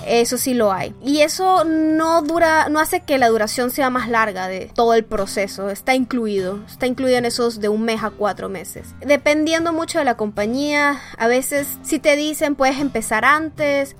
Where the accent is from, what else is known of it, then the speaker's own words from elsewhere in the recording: Mexico City, Mexico; soy de la Ciudad de México.